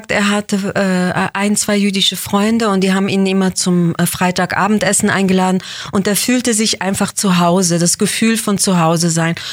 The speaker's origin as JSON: {"language": "German", "town": "Basel", "region": "Basel-Stadt", "country": "Switzerland", "tie": "born or raised there", "also_born_or_lived": "Israel", "said": "Genau, also ich bin in Basel geboren, dann sind wir zwei, drei Jahre zurück nach Israel und dann hab, war ich da nur im Kindergarten und dann Grundschule in Basel."}